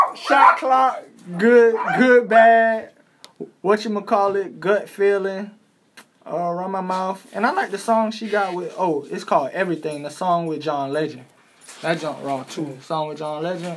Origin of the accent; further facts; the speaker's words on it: New York, United States; I'm from New York